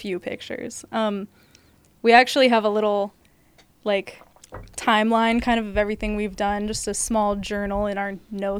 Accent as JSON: {"language": "English", "town": "Eugene", "region": "Oregon", "country": "United States", "said": "I'm from Eugene, so I'm, like, used to super tiny little everything."}